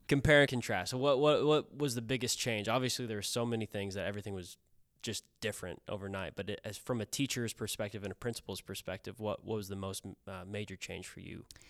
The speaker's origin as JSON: {"language": "English", "region": "Kansas", "country": "United States", "moved": "yes", "said": "I'm from Kansas"}